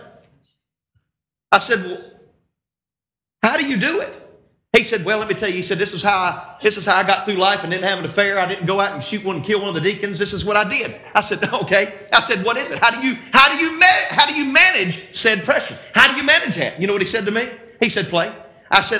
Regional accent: North Carolina, United States; Even if I am from North Carolina.

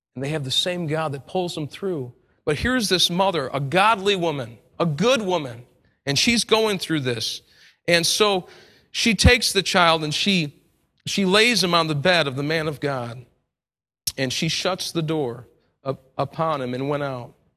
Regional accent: United States; accent: American; my American accent

